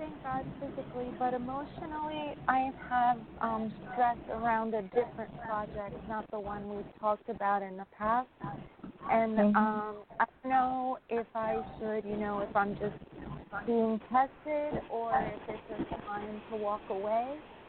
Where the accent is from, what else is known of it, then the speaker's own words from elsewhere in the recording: New York, United States; from New York.